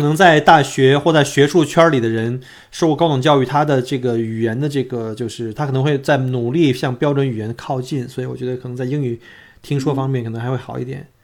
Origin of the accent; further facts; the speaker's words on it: China; now in Melbourne, Australia; 因为我们作为中国人